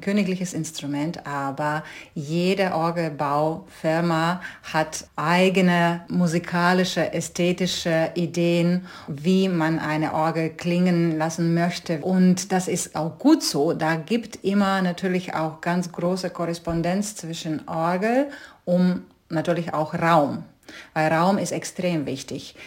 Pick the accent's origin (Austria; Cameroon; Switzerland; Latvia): Latvia; Rēzekne, Latgale; German is a second language; moved away as an adult; also born or lived in London / Stuttgart / Hamburg; ich bin in sowjetischen Lettland aufgewachsen